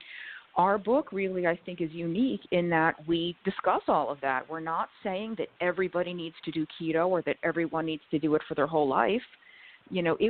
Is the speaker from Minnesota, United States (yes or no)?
no; New York, United States; I was born and raised in New York